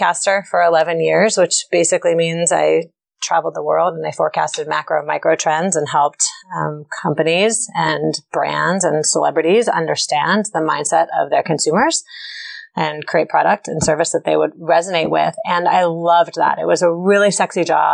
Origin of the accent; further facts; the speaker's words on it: Chevy Chase, Maryland, United States; I grew up in Chevy Chase, Maryland